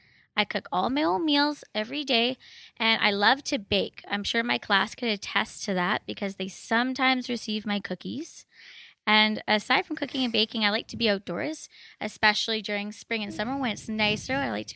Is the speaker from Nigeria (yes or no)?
no; Maple Ridge, British Columbia, Canada; I actually grew up in Maple Ridge. Then after I was done growing up in Maple Ridge, I started university at Trinity Western.